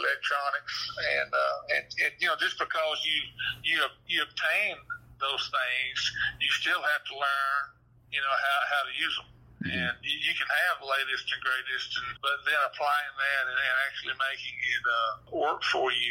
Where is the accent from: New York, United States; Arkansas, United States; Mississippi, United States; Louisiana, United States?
Arkansas, United States; Hot Springs; being born and raised in Hot Springs and Garland County